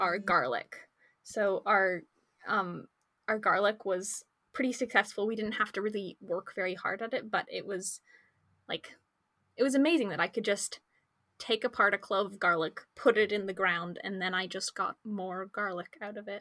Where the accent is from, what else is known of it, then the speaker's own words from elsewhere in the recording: Victoria, British Columbia, Canada; also born or lived in Calgary; I'm a grade 12 student here in Victoria, and I was born in Calgary, but I moved here when I was about four years old.